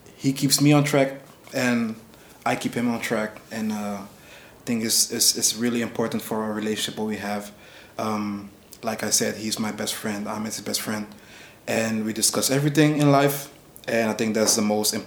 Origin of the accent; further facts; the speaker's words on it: Amsterdam, North Holland, Netherlands; also born or lived in The Hague; I lived my whole life in Amsterdam, but I'm born in The Hague.